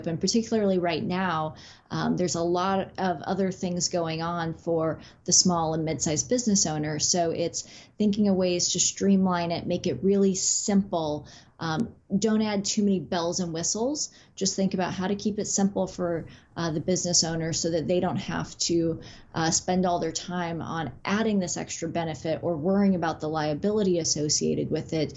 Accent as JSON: {"language": "English", "region": "Midwest", "country": "United States", "also_born_or_lived": "West Coast", "moved": "as an adult", "said": "I'm originally from the Midwest and made my way to the West Coast for law school, and then have never made my way back to the Midwest"}